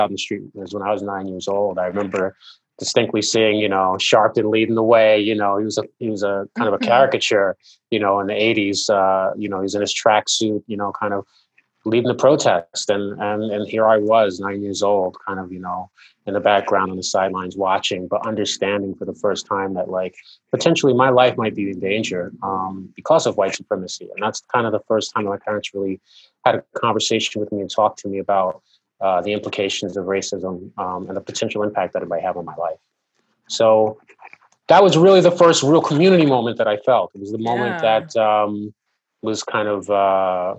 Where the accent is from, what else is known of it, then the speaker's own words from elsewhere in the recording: New York, United States; moved away; also born or lived in Jersey City, New Jersey; originally I'm from New York, Brooklyn, also lived in Jersey City for a while